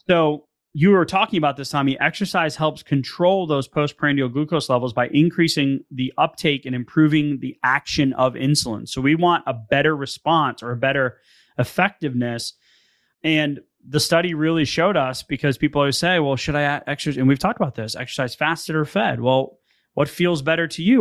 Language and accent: English; Northeast, United States; I'm from the Northeast